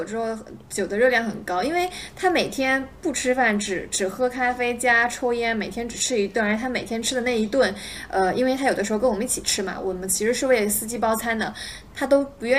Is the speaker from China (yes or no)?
yes; China; 然后我我感觉作为一个中国人，我已经被他讲昏了